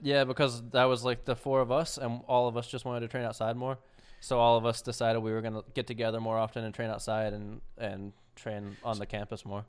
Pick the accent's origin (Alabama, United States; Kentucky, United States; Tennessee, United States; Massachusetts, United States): Kentucky, United States; now in Orlando, United States; from Kentucky, but I live in Orlando